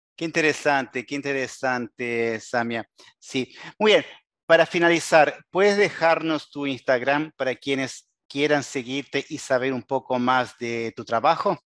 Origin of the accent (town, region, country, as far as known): Uruguay